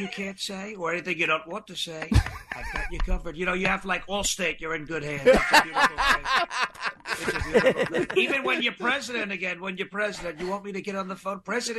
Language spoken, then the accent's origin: English; Long Island, New York, United States; now in Tennessee, United States; I'm from New York. I'm from Long Island. My former congressman, I moved to Tennessee